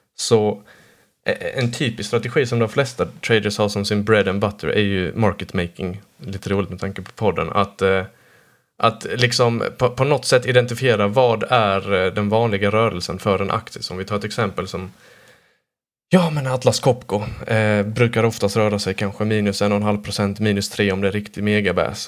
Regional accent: Blekinge, Sweden; jag födde på och uppvuxen här i Blekinge närmare bestämt

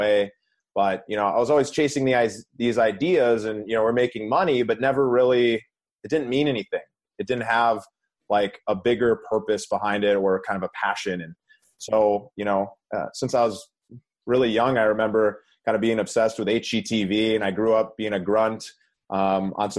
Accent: Minnesota, United States; now in Southern California, United States; I grew up in Minnesota

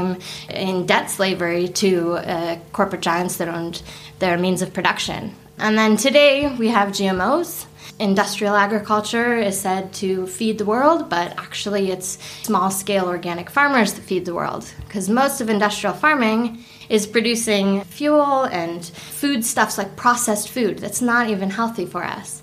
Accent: California, United States; moved away as an adult; now in Sweden; I am originally from California

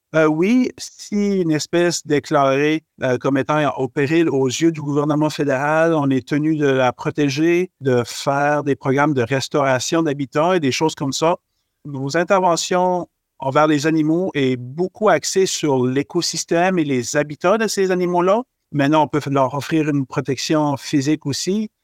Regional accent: Acadian Peninsula, New Brunswick, Canada; je suis originaire du Nouveau-Brunswick. Euh, j'ai grandi dans une petite municipalité qui s'appelle euh, euh c'est situé dans la péninsule acadienne

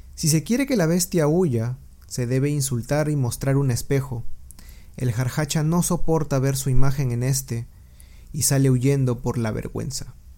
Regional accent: Peru; mi país de origen, Perú

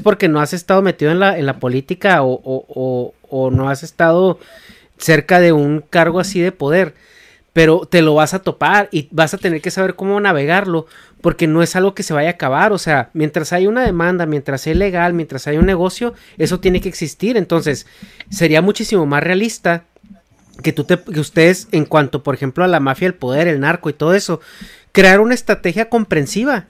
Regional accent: Chihuahua, Mexico; Negas y yo somos de Chihuahua

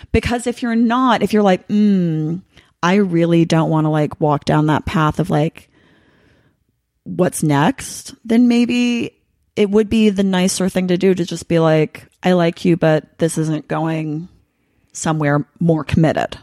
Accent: Los Angeles, California, United States; I'm from Los Angeles.

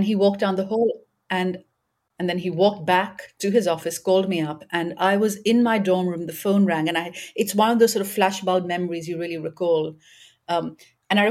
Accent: Karachi, Sindh, Pakistan; moved away as an adult; also born or lived in New York; I grew up in Karachi

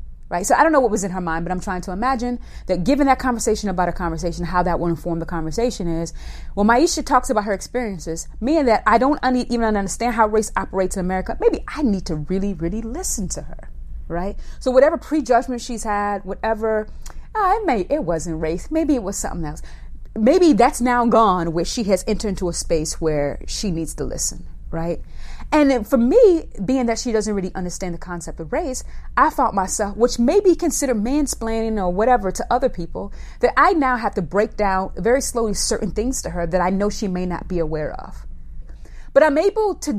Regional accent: the South, United States; moved away; also born or lived in Northeast US; I'm a Black woman who was raised in the South, lived in the Northeast all of her life.

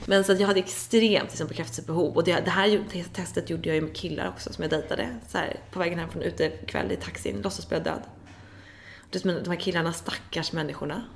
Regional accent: Dalarö, Stockholm County, Sweden; also born or lived in London; jag är uppvuxen på Dalarö

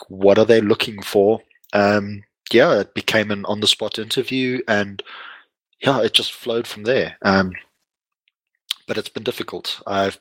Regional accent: Lowveld, South Africa; moved away; I grew up in the Lowveld

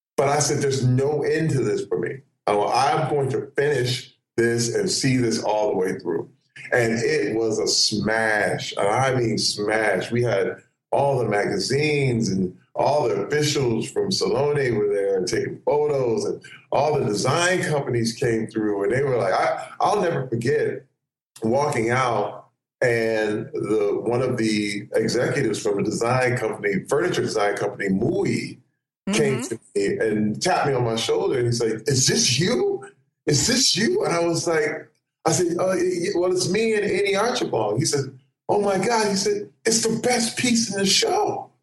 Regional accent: Flint, Michigan, United States; I grew up in Flint, Michigan

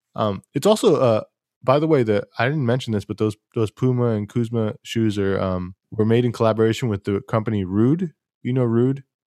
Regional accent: Fresno, California, United States; I grew up skateboarding in Fresno

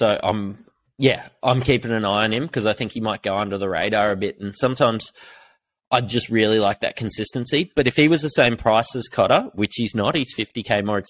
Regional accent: New Zealand; But being a Kiwi, yeah, I've got to take that into account, and that's worth more than $5,000 to me.

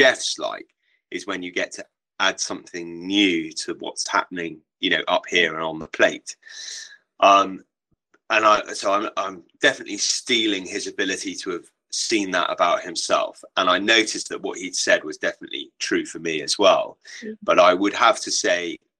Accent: Wiltshire, South West England, United Kingdom; I grew up in Wiltshire.

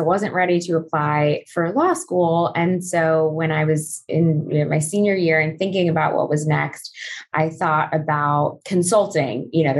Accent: California, United States; So I'm Southern Californian and came out to Barnard.

